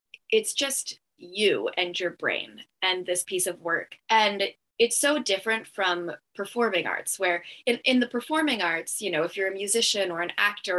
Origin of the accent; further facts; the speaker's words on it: Brattleboro, Vermont, United States; my hometown in Brattleboro, Vermont